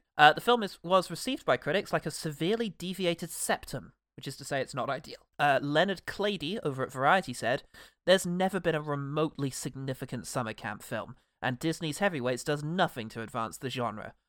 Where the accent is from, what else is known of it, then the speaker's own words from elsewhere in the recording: England, United Kingdom; as a British person who spent no time in America